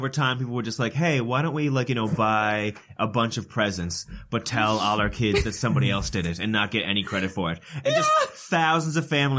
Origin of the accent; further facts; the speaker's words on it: Sydney Mines, Nova Scotia, Canada; growing up in Sydney Mines